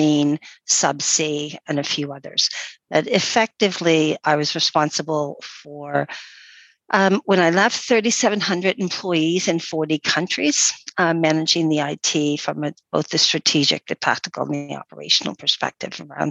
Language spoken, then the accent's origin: English; East Coast of Canada, Atlantic Canada, Canada; moved away as an adult; also born or lived in Ontario, Canada / United Kingdom / Norway / Germany; now in Isle of Man; I grew up on the East Coast